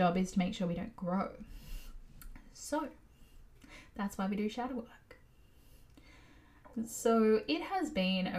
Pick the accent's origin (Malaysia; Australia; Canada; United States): Australia; as an Aussie